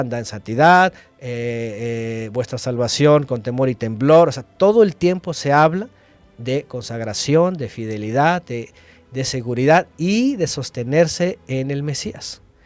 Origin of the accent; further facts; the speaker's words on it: Mexico; yo lastimosamente nací en México